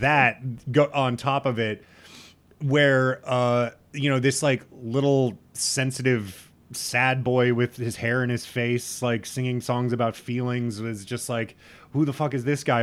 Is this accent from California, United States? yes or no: no; Lincoln, Nebraska, United States; I grew up in Lincoln, that's the capital